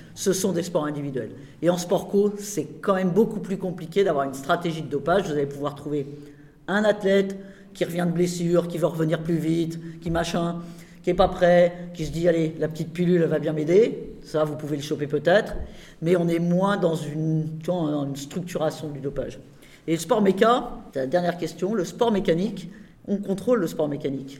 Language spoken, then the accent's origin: French; Rouen, Normandy, France; je suis de Rouen